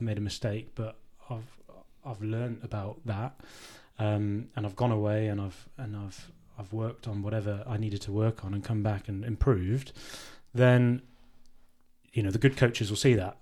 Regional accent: Worcester, West Midlands, United Kingdom; it was my hometown club

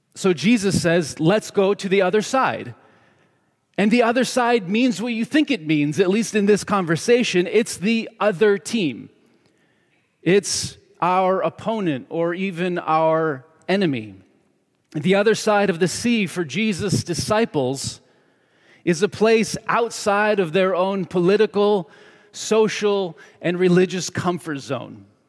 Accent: New York, United States; moved away as an adult; also born or lived in Seattle; now in Southern California, United States; when I was a kid growing up in New York State

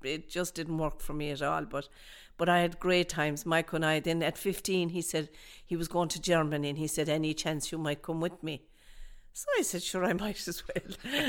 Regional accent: Dublin, Leinster, Ireland; My family background, I was born in Dublin, obviously, and my family background is from O'Connor's Pub.

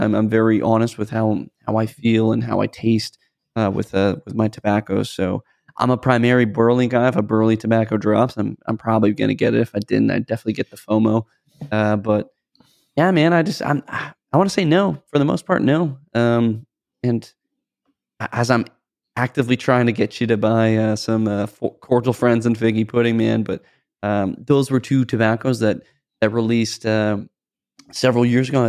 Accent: United States; we're both American dudes and we grew up celebrating Christmas

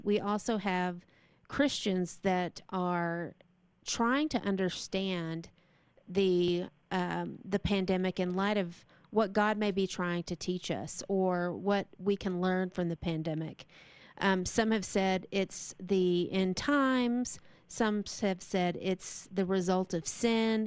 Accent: Texas, United States; moved away; I'm from Texas

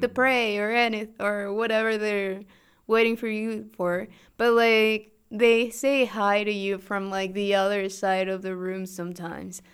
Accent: Mexico; English is a second language; also born or lived in Toronto

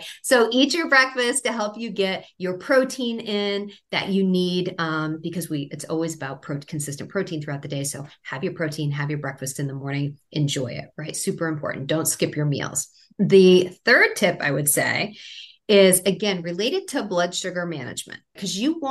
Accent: Maine, United States; I grew up in Maine

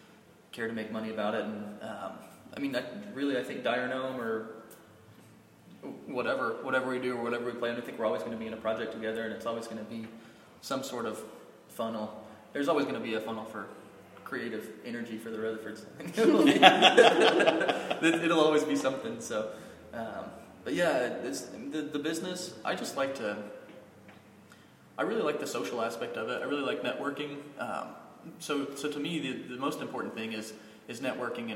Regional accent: Hydro, Oklahoma, United States; also born or lived in Weatherford, Oklahoma; now in Oklahoma City, United States; I grew up in Hydro, Oklahoma

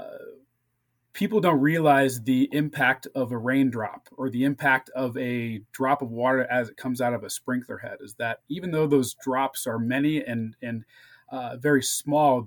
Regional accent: St. Louis, Missouri, United States; now in California, United States; I grew up in St. Louis area

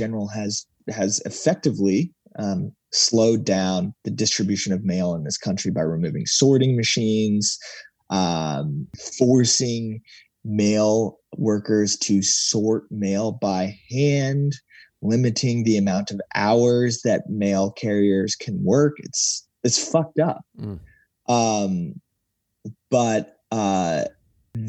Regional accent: United States; as an American

